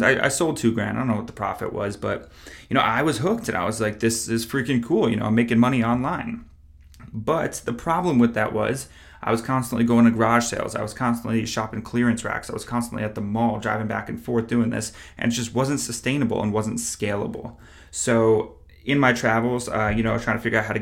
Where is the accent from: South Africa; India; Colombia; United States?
United States; upstate New York; moved away as an adult; also born or lived in Plattsburgh, New York; now in Charlotte, United States; I am from New York originally, about 2 hours upstate. I live in Charlotte at the point of this recording.